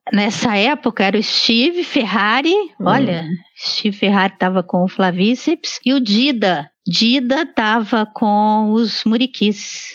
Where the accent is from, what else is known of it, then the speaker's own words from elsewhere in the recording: Belo Horizonte, Minas Gerais, Brazil; moved away as an adult; eu cresci em Belo Horizonte e fiz minha graduação em biologia em Belo Horizonte